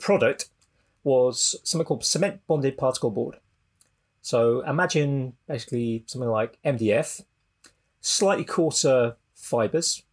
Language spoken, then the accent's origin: English; South Wales, United Kingdom; I grew up in South Wales.